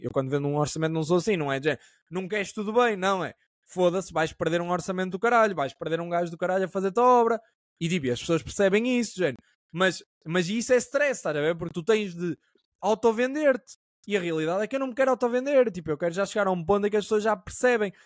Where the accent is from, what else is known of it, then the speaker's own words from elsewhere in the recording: Caminha, Norte, Portugal; now in Lisbon, Portugal; Eu sou uma pessoa do Norte